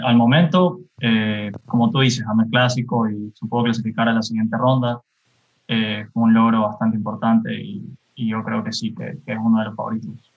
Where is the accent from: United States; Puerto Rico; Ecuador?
Ecuador; Guayaquil, Guayas; Tengo veintiún años, me gu-, soy de Guayaquil